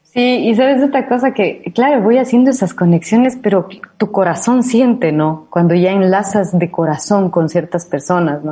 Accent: Ecuador; accent: Ecuadorian; moved away as an adult; now in Madrid, Spain; con mi acento latinoamericano, de lo cual me siento muy claro, como ecuatoriana y con este acento ecuatorianada de lo que soy

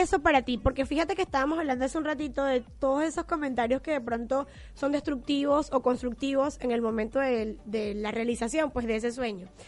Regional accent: Venezuela; moved away; yo soy venezolana

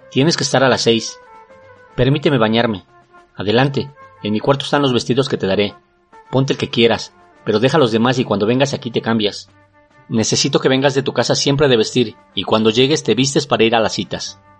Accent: Mexico; Y es que si somos los mexicanos, somos racistas y clasistas.

